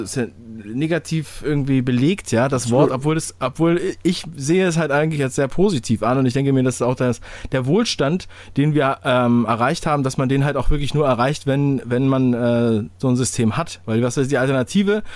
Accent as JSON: {"language": "German", "region": "Berlin", "country": "Germany", "said": "ich komme aus, äh, aus Ostberlin"}